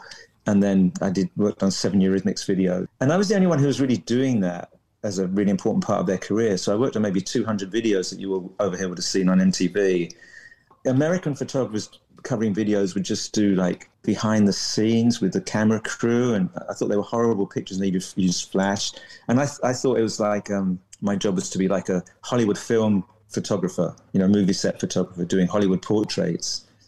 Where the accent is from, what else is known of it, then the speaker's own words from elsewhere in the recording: London, United Kingdom; I was from London, so I moved back.